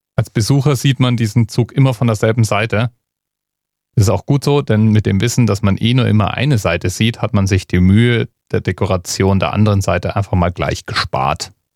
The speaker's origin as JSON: {"language": "German", "country": "Germany", "said": "als Deutscher"}